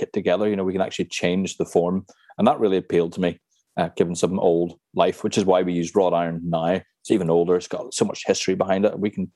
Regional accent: Cork, County Cork, Ireland; also born or lived in Cornwall; I was about six or seven. And we lived in Blackrock at the time in Cork.

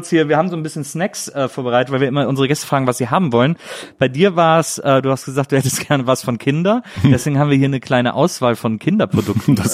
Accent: Gröden, Brandenburg, Germany; now in Berlin, Germany; Äh, Gröden. Ach, Gröden. Gröden, das ist in Südbrandenburg.

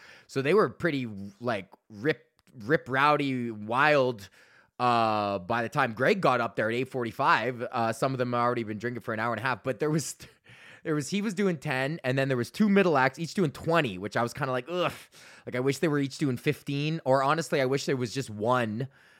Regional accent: Alberta, Canada; But then I mentioned that I'm from Alberta, obviously

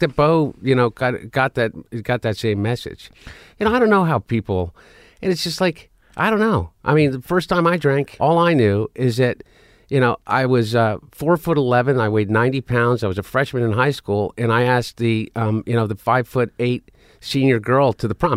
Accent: Delaware, United States; we grew up in Delaware.

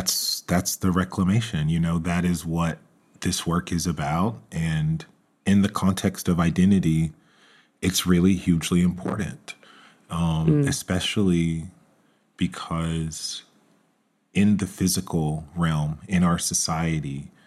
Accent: Georgia, United States; Growing up in Georgia, I have always appreciated her sensibilities on Southern food

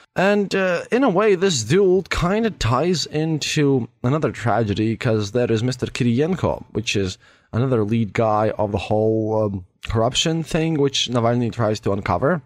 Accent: Latvia; I'm from Latvia

